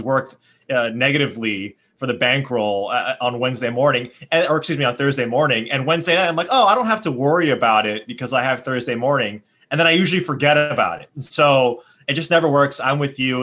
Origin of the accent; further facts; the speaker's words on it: Hawaii, United States; moved away; growing up in Hawaii